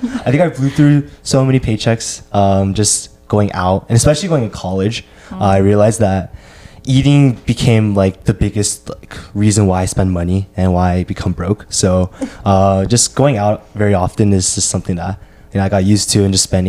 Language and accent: English; Orange County, California, United States; now in Berkeley, United States; grew up in OC